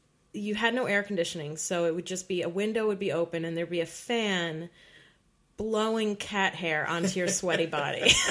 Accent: New York City, New York, United States; I grew up in Park Slope

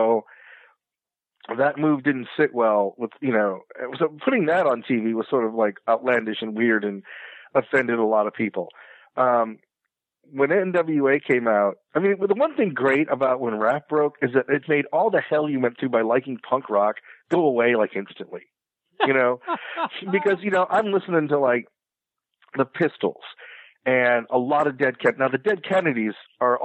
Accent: the Bible Belt, United States; growing up in the Bible Belt

